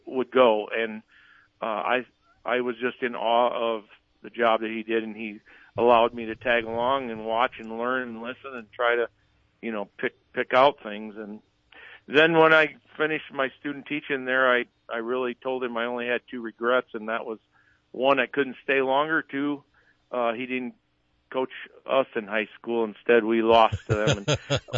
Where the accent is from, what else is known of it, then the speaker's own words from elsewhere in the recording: Wagner, South Dakota, United States; being from Wagner, my hometown